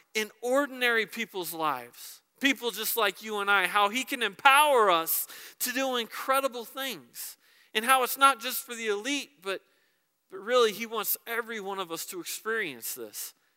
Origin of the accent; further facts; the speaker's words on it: Texas, United States; moved away; When I was a little boy, I grew up in Texas